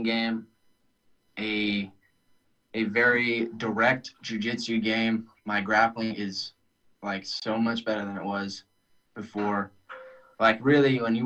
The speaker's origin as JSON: {"language": "English", "region": "Maine", "country": "United States", "tie": "born or raised there", "also_born_or_lived": "California", "moved": "as an adult", "lives_now": "North Carolina, United States", "said": "I grew up in Maine."}